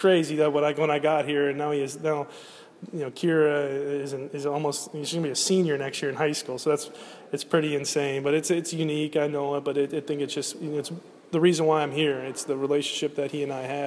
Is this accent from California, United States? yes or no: no; Pittsburgh, Pennsylvania, United States; We're both from Pittsburgh